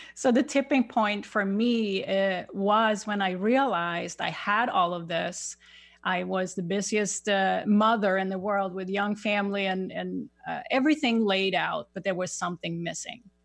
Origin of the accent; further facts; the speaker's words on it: Sweden; English is a second language; moved away as an adult; now in United States; I have a little accent. I, I grew up in Sweden